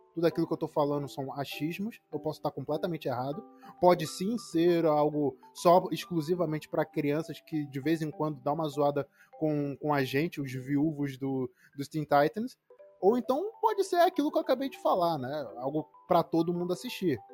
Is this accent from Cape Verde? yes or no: no; Angola; also born or lived in Salvador, Brazil; eu nasci em Salvador, em 97, e a minha mãe teve a ideia: não, quero que meu filho cresça perto dos avós, perto da, da minha família, então vamos para Angola